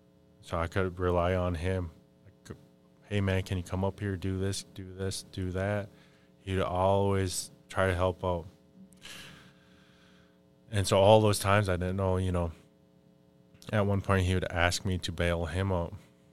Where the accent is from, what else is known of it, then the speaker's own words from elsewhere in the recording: Mille Lacs, Minnesota, United States; I'm from Mille Lacs too.